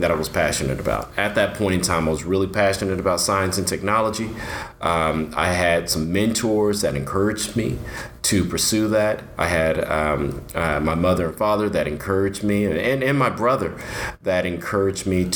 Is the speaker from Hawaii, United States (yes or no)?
no; Dallas, Texas, United States; I am a local guy, born and raised in Dallas.